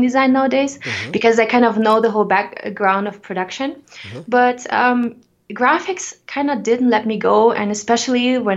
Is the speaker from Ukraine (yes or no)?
yes; Ukraine; now in Denver, United States; I was growing up in the Ukraine where I was born.